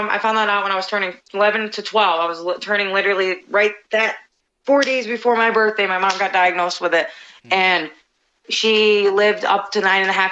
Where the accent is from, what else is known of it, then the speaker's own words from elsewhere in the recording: Albany, New York, United States; also born or lived in Rotterdam, New York; I grew up in actually the location that I get announced from. That's the capital, you know, Albany